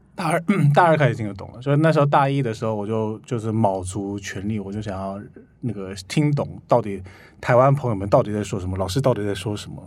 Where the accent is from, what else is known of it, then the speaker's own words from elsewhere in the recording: Ulsan, South Korea; Chinese is a second language; moved away as an adult; now in Taiwan; 我家乡在韩国蔚山